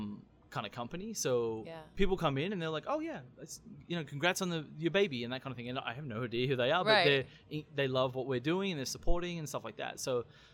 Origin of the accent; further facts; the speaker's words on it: St. Louis, Missouri, United States; Like if we ever travel outside of St. Louis, if you're in Colorado or Kansas, someone says, where are you from? St. Louis.